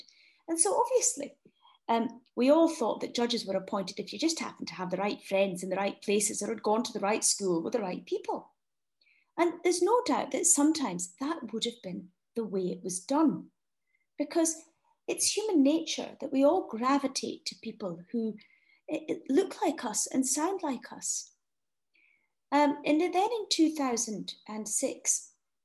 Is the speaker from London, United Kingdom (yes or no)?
no; Scotland, United Kingdom; growing up in Scotland with two parents, neither of whom are lawyers